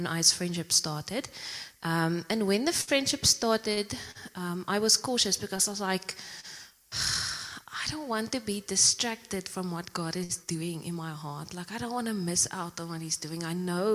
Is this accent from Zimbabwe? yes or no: yes; Zimbabwe; moved away as an adult; also born or lived in Pretoria, South Africa; now in Secunda, South Africa; I'm originally from Zimbabwe. I went to school there and then I came to South Africa to study